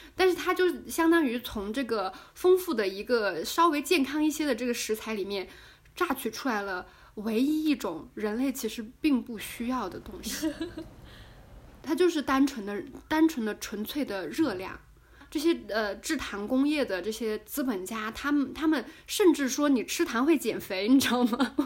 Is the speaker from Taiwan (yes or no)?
no; China; 我们中国人